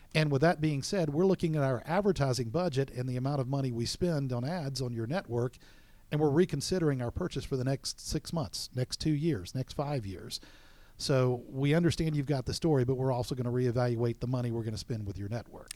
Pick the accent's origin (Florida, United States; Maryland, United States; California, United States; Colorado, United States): Florida, United States; Florida Panhandle, United States; moved away; also born or lived in South Alabama; I'm personally from the Panhandle area of Florida and lived in South Alabama